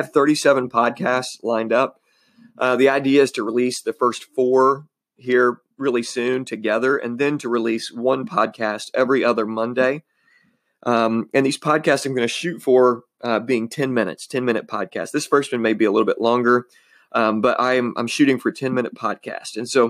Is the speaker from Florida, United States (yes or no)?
no; Illinois, United States; I was born in Southern Illinois, born and raised here. I love Southern Illinois.